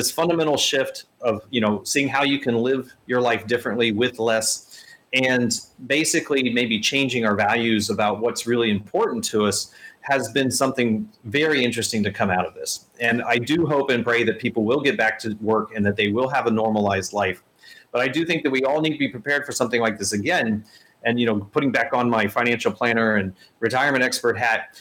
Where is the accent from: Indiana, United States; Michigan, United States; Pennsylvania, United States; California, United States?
Indiana, United States; Indianapolis; I was born in Indianapolis